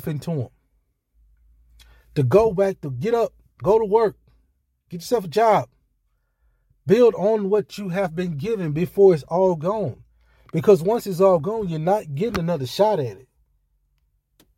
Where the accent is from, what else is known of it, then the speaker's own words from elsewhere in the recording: Hattiesburg, Mississippi, United States; moved away; my hometown, Hattiesburg, Mississippi